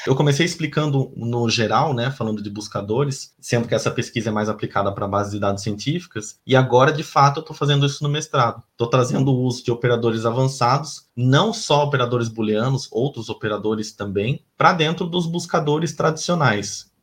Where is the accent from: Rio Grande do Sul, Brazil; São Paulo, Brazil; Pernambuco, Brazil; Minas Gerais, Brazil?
São Paulo, Brazil; Laranjal Paulista; moved away as an adult; also born or lived in Piracicaba; now in Florianópolis, Brazil; E eu sou de São Paulo, né, nascido em Laranjal Paulista, uma cidadezinha do interior de São Paulo, mas moro em Florianópolis já tem alguns anos